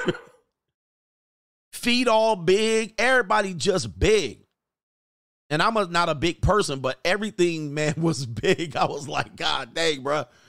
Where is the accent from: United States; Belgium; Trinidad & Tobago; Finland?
United States; also born or lived in California; I'm American.